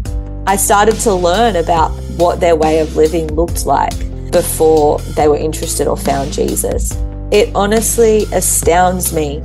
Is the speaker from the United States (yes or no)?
no; Sydney, New South Wales, Australia; I was born in Sydney